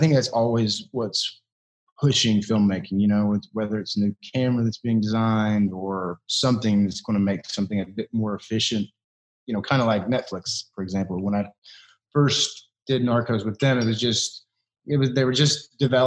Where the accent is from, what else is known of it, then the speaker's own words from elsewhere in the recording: Kentucky, United States; I'm from Kentucky